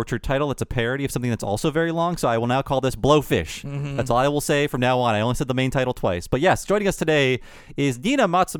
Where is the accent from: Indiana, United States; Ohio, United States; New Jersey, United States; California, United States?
Ohio, United States; growing up in Ohio